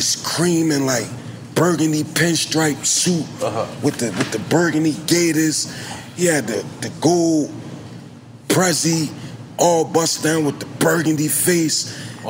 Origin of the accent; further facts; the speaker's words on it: Philadelphia, Pennsylvania, United States; I'm from South Philly.